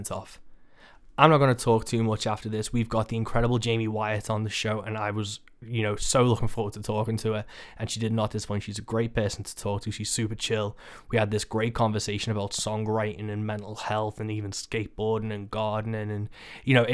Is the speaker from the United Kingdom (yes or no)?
yes; Birkenhead, North West England, United Kingdom; Birkenhead, my hometown